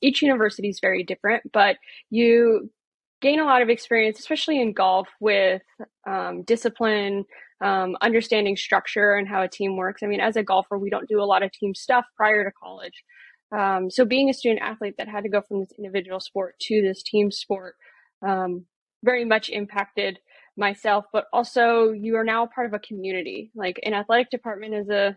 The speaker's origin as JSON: {"language": "English", "town": "Oceanside", "region": "California", "country": "United States", "tie": "born or raised there", "also_born_or_lived": "Portland, Oregon", "said": "I am born and raised in Oceanside. So from good old sunny California"}